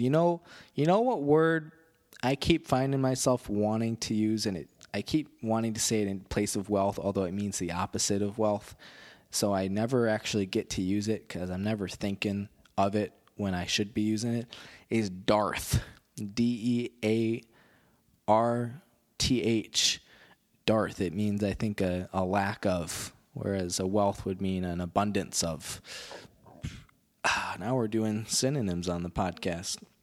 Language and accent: English; Rockford, Illinois, United States; Rockford, Illinois, more or less my hometown.